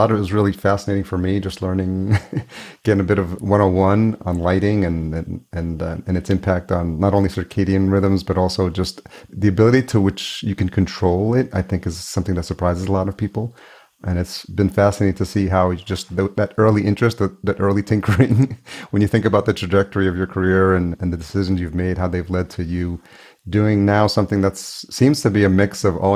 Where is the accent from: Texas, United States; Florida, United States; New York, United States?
New York, United States; I grew up in New York.